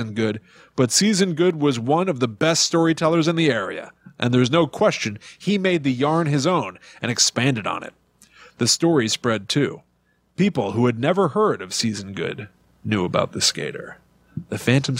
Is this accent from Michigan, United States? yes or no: no; Connecticut, United States; where we grew up in Connecticut, we had Putnam Park